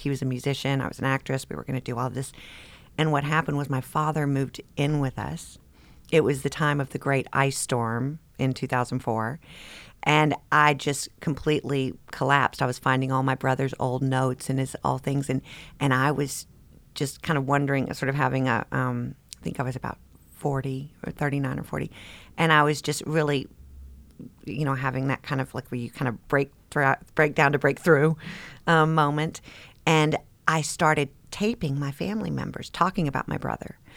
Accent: Las Vegas, Nevada, United States; now in Versailles, Kentucky, United States; It was Las Vegas in the 70s. And we grew up in Caesar's Palace.

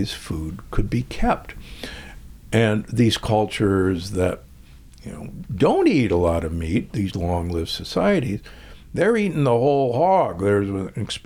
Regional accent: Omaha, Nebraska, United States; I grew up in Omaha, Nebraska, and aged steaks were hanging everywhere

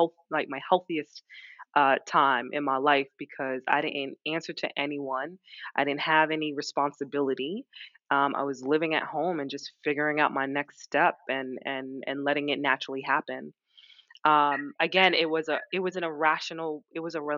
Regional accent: New York, United States; also born or lived in London; move back to New York. Moved back in with my parents

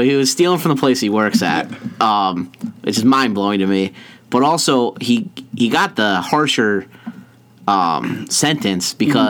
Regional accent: Pennsylvania, United States; we're from Pennsylvania.

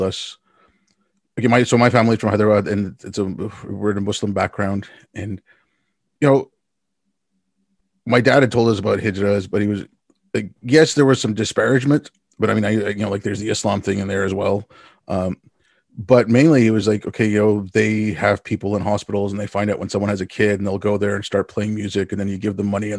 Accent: Canada; also born or lived in India; I grew up in Canada

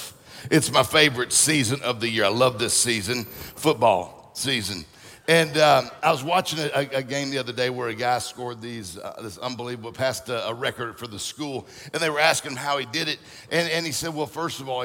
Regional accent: Mississippi, United States; also born or lived in Florida; now in Michigan, United States; I'm from Mississippi, lived in Florida, that's it. And now I'm in Michigan

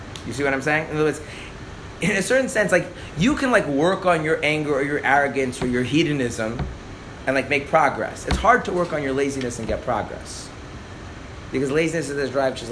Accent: United States; I'm an American, so we just say English

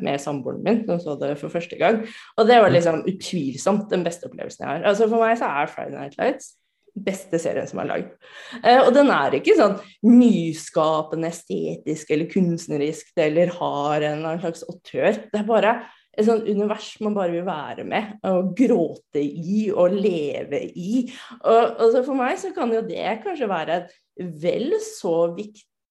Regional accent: Norway; jeg kommer fra Norge

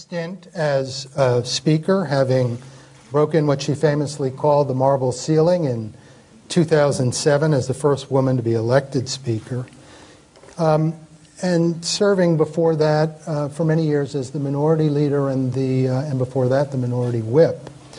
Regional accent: Connecticut, United States; now in London, United Kingdom; the great state of Connecticut. That's my home state, too.

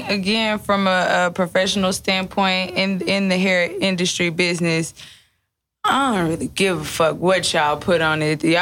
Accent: Detroit, Michigan, United States; Like like I said, I'm from Detroit. Like nail shops

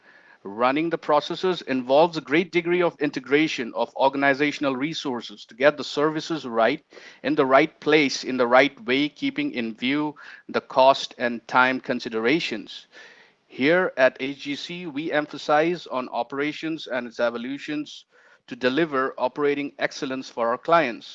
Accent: Guwahati, Assam, India; now in New Delhi, India; I'm from India, currently residing in New Delhi, but I originally belong from a city called Guwahati, northeastern region of India

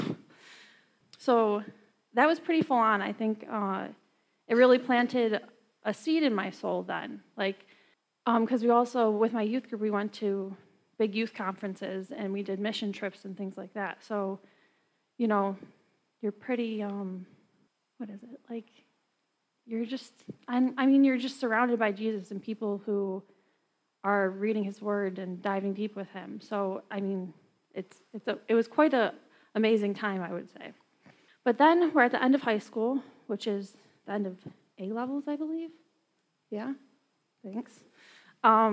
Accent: New York, United States; I'm from New York

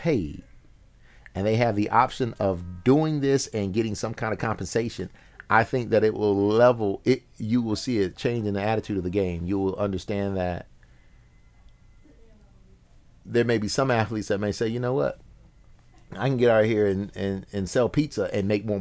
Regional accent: Alabama Black Belt, United States; also born or lived in Champaign, Illinois; I'm from the Alabama Black Belt

